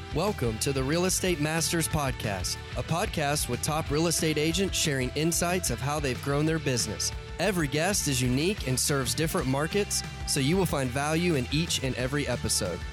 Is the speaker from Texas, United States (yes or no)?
yes; Houston, Texas, United States; now in Dallas, United States; I grew up in Houston, moved to Dallas in 97.